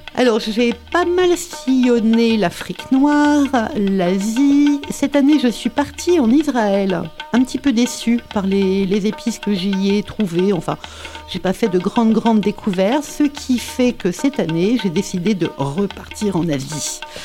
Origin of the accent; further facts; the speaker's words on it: Paris, Île-de-France, France; moved away as an adult; now in Montpellier, France; je suis née à Paris euh, et j'habite à Montpellier depuis 30